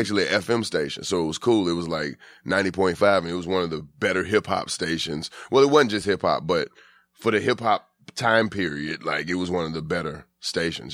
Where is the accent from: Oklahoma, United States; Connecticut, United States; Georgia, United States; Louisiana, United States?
Georgia, United States; Atlanta